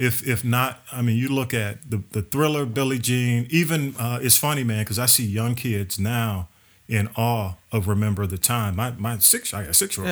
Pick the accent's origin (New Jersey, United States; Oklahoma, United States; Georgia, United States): Georgia, United States; Atlanta; I was over on North Avenue